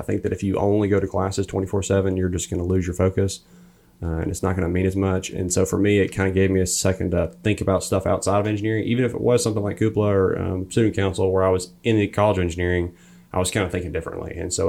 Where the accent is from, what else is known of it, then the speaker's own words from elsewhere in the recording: Coleman, Alabama, United States; Originally from Coleman, Alabama.